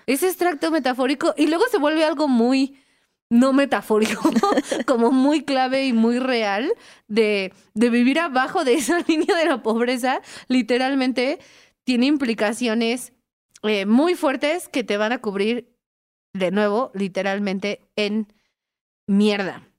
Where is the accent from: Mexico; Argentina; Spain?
Mexico; Mexico City; yo soy de Iztapalapa